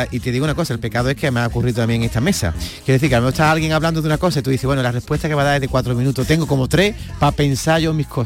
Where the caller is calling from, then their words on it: Granada, Andalusia, Spain; Muy buenos días, yo soy … de Granada.